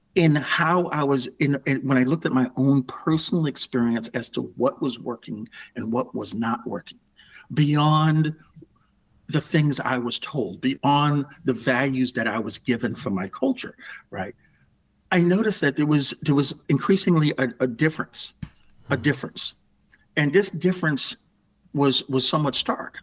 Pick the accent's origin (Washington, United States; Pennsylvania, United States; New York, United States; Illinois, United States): New York, United States; New York City; moved away as an adult; also born or lived in Houston, Texas / Connecticut; I grew up in the Bronx, and yeah, it was a very happy upbringing